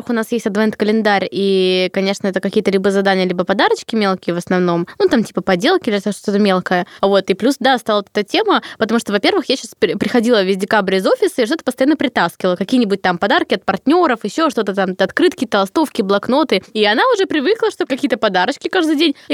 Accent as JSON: {"language": "Russian", "region": "Zabaykalsky Krai", "country": "Russia", "tie": "born there", "said": "я встречаю три Новых года, потому что я родилась в Забайкалье, там на 6 часов разница"}